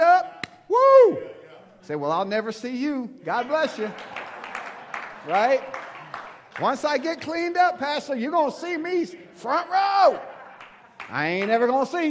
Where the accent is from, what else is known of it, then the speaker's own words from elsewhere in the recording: United States; I'm American, I'm a Christ follower.